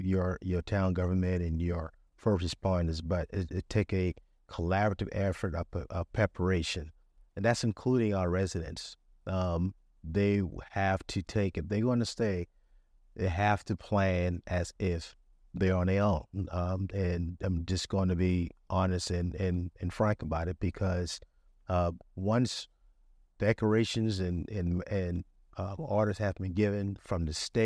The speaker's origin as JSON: {"language": "English", "town": "Charleston", "region": "South Carolina", "country": "United States", "tie": "born or raised there", "said": "Myself, born and raised in Charleston, went to Hugo back in 89."}